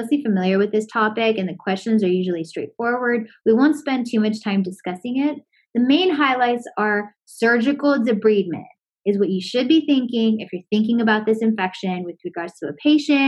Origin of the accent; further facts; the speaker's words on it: Florida, United States; I'm from Florida.